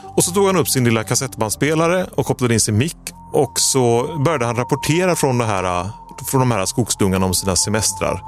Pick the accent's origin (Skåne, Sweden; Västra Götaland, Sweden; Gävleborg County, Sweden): Västra Götaland, Sweden; village neighbouring Ucklum; grannbyn till där jag är uppvuxen